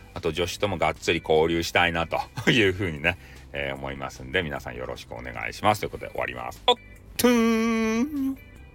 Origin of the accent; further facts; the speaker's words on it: Hakata, Fukuoka, Japan; accent: Hakata-ben; 私の得意な博多弁